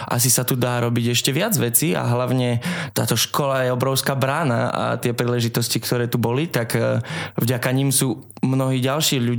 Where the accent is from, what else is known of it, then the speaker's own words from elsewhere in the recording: Liptov, Žilina Region, Slovakia; also born or lived in Likavka; Áno, áno, pochádzam z Liptova.